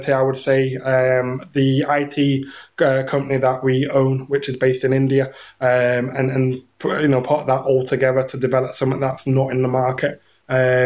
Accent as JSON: {"language": "English", "region": "England", "country": "United Kingdom", "moved": "yes", "said": "I'm from England originally, so it was year 10, so I'd have been 15"}